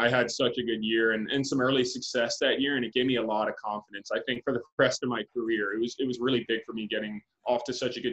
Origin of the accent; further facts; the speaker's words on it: Winter Haven, Florida, United States; the Indians spring trained in my hometown